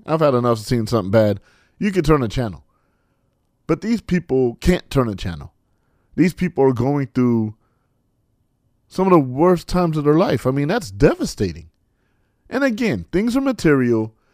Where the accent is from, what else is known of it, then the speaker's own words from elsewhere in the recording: California, United States; moved away; in my home state, my, my native state